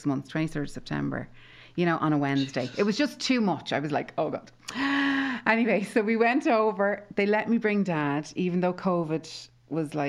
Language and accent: English; Tallaght, Leinster, Ireland; 23 Aldwick Close was where I was born and brought up in Talla